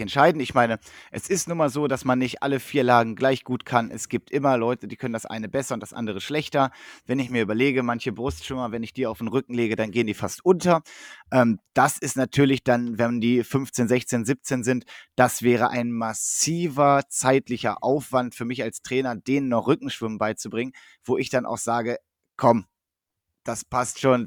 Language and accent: German; Northern Germany, Germany; now in Essen, Germany; als Norddeutscher